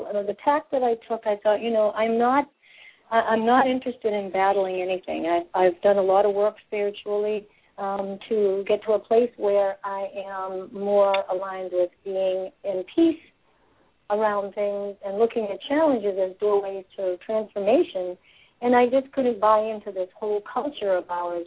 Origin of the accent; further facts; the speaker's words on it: Massachusetts, United States; I'm from Massachusetts, born and raised